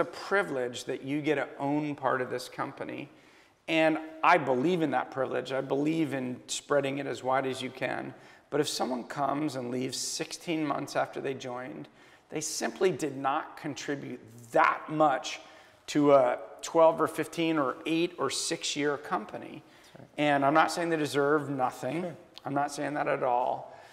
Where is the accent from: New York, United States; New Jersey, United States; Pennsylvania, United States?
New York, United States; I'm a New Yorker. I'm Larry David.